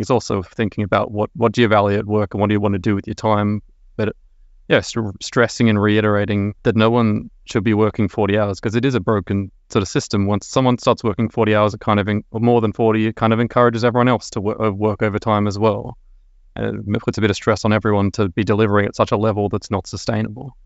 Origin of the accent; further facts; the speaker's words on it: Sydney, New South Wales, Australia; moved away as an adult; now in Stockholm, Sweden; I'm originally from Sydney, Australia.